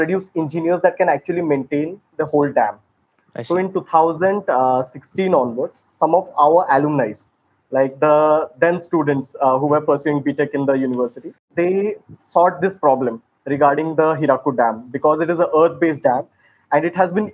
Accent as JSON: {"language": "English", "town": "Sambalpur", "region": "Odisha", "country": "India", "said": "I hail from Odisha, Sambalpur"}